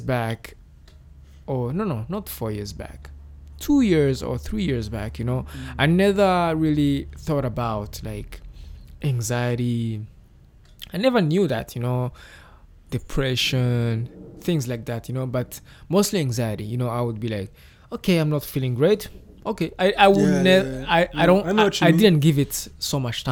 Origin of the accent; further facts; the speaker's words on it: Kigali, Rwanda; me growing up in Nyamirambo in Rwanda